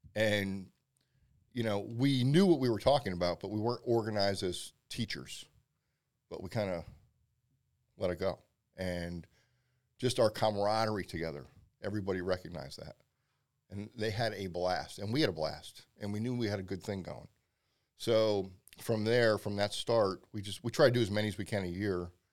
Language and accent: English; Pennsylvania, United States; also born or lived in Philadelphia; I've been there a very long time, and I born and raised in Pennsylvania